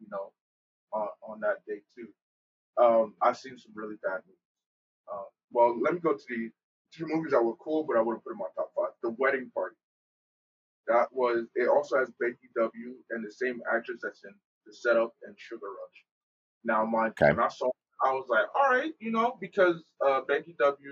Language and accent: English; New Jersey, United States; I'm from Jersey, but I have business in New York